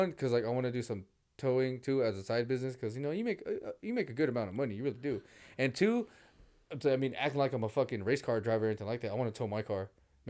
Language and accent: English; Daly City, California, United States; I'm Filipino, and I went to Jefferson High School in Daly City, man.